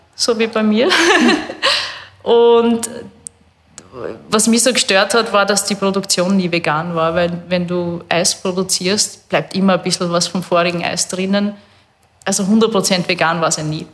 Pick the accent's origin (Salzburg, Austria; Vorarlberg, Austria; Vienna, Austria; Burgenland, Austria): Burgenland, Austria; also born or lived in Canada; Ich bin am Bankerl vor dem Haus aufgewachsen im Burgenland